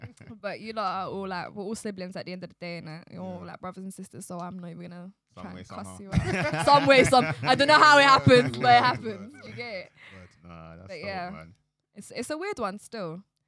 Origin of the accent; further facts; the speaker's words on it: Nigeria; And he was like, where are you from? And I was like, Nigeria.